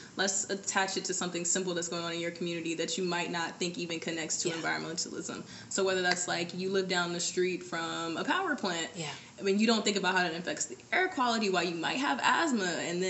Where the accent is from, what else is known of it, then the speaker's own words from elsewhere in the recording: Birmingham, Alabama, United States; I'm from Birmingham, Alabama. I know I don't have an accent. And so I grew up with my grandmother in, like, the deep backwoods part of Alabama.